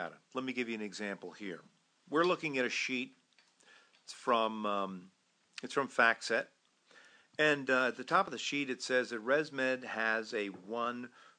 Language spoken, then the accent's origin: English; New York, United States; I'm a New Yorker